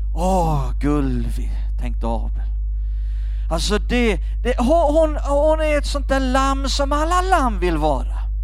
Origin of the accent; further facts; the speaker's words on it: Skåne, Sweden; Jag växte upp i Skåne, där kallar vi det för grisapärer